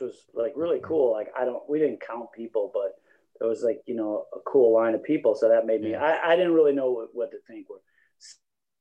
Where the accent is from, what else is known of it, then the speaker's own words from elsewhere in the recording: East Coast, United States; I was from the East Coast.